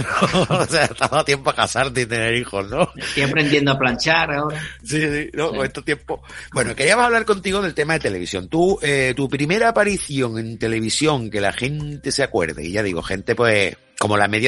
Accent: Coín, Andalusia, Spain; Yo, sí, yo soy de Coim.

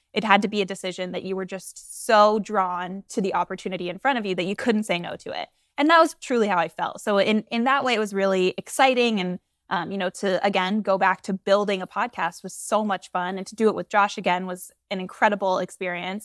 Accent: Florida, United States; I'm from Florida. Um, I always say the, the Georgia part of Florida, not the beach part of Florida

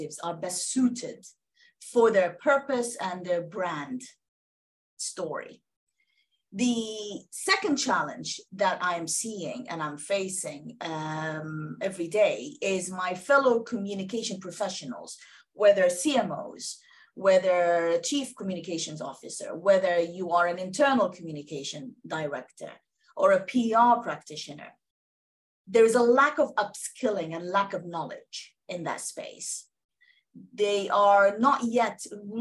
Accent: Sudan; now in United Kingdom; I am originally from Sudan

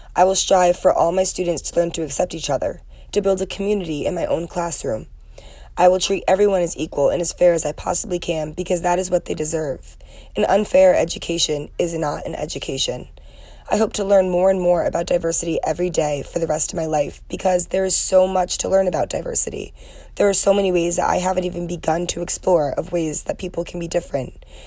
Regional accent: Trumbull, Connecticut, United States; moved away as an adult; now in Ohio, United States; I am from Trumbull, Connecticut and came to Ohio University

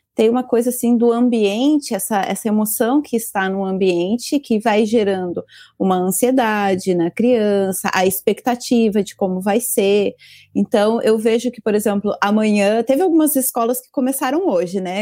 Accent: Brazil; now in Japan; eu não sou descendente japonesa, sou brasileira mesmo

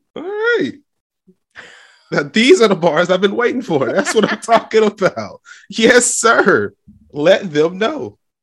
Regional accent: the South, United States; from the South, so, like, fifty-five is cold

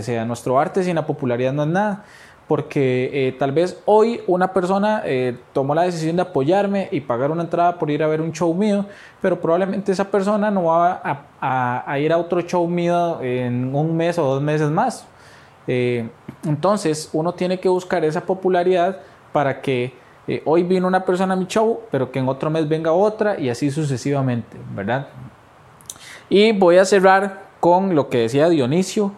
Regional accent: Costa Rica; así somos los ticos

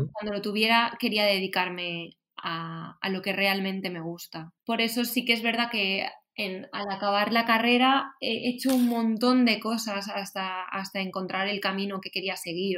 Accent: Valencian Community, Spain; yo soy de Valencia, de, de un pueblo

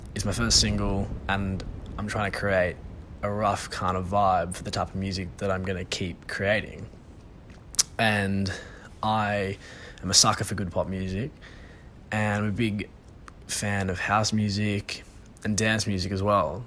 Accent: Sydney, New South Wales, Australia; I'm from Sydney originally

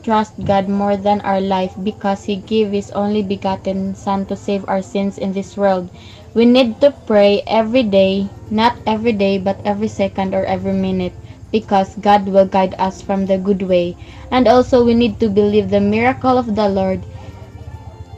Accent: Philippines; from the Philippines

